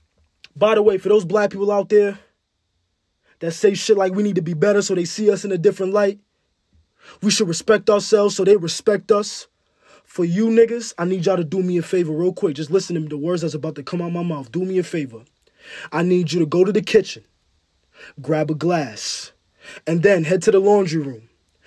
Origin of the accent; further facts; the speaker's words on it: Ghana; I'm African, nigga. I'm from Ghana.